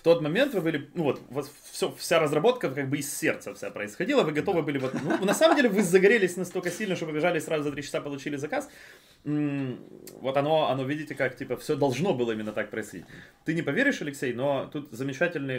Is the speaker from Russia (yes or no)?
no; Ukraine; мы из Украины